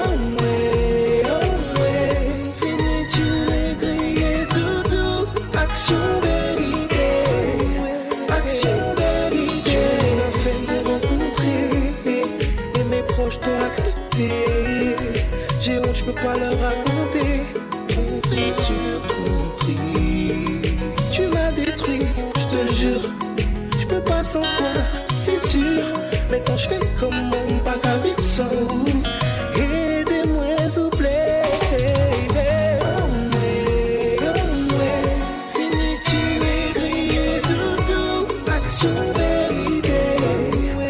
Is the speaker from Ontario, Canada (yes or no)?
no; Montreal, Quebec, Canada; now in New York City, United States; my hometown, Montreal, Canada.